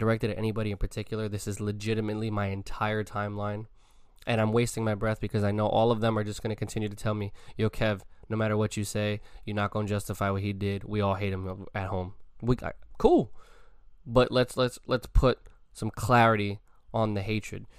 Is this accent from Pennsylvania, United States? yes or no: no; New York, United States; I'm from New York